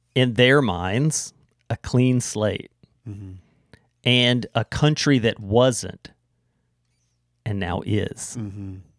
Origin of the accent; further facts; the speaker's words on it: United States; now in Canada; I'm an American